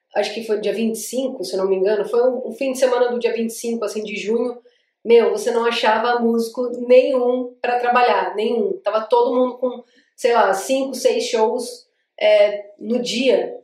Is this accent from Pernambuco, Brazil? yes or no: no; Iguape, São Paulo, Brazil; accent: Iguape / Vale do Ribeira accent, close to Paraná; moved away as an adult; now in São Paulo, Brazil; Eu sou de Iguape, natural de Iguape, nascida e criada caiçara